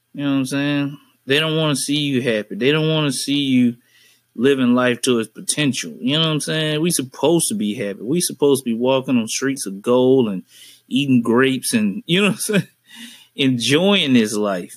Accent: Birmingham, Alabama, United States; now in northern Alabama, United States; I'm originally from Birmingham

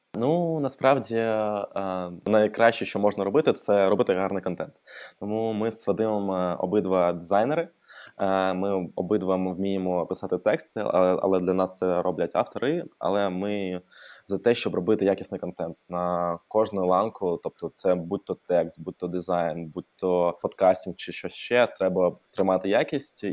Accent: Odesa, Odesa Oblast, Ukraine; Ukrainian is a second language; moved away as an adult; now in Kyiv, Ukraine; я взагалі е, з Одеси

